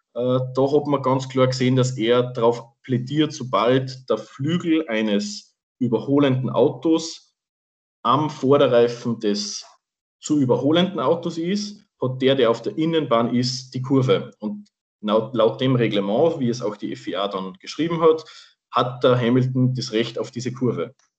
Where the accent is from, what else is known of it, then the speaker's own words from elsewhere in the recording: Salzburg, Austria; falls man es am Dialekt noch nicht gemerkt hat, wir sind beide aus Österreich, besser gesagt aus Salzburg